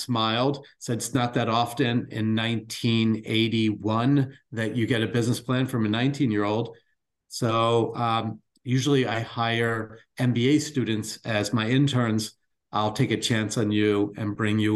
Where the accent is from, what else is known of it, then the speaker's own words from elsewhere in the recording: Baltimore, Maryland, United States; I grew up in Baltimore from humble beginnings